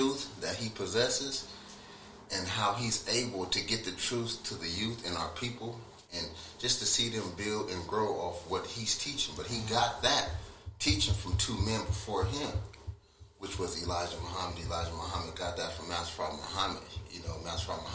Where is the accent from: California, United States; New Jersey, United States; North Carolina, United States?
California, United States; Rialto; I never was taught that I was from Rialto.